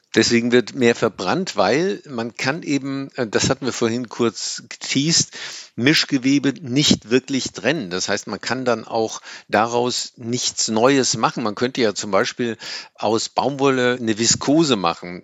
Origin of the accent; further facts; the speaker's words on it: Germany; wir äh, 8, paar zerquetschte Tonnen CO2 emittieren als Deutsche